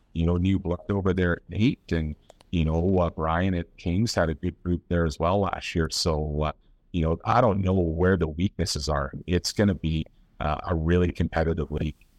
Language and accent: English; Nanaimo, British Columbia, Canada; moved away; that was my hometown.